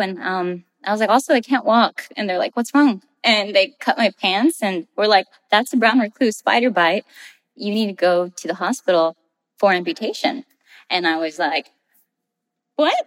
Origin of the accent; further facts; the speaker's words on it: Rio Grande Valley, South Texas, United States; moved away as an adult; I am from the Rio Grande Valley, which is South Texas, really close to the Mexican American border. That's where I spent most of my life